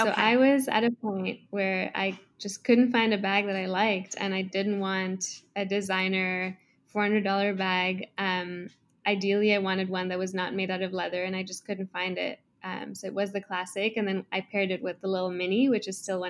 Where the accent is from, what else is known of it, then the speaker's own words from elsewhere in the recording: Kenya; now in Toronto, Canada; I grew up in Kenya. I'm currently in Toronto, Canada.